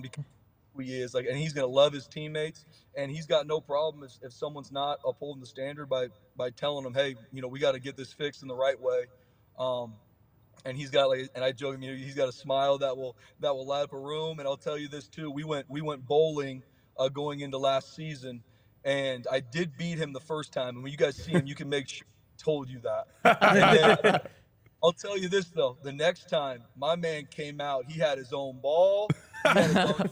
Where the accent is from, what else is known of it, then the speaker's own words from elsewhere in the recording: San Diego, California, United States; I'm from San Diego too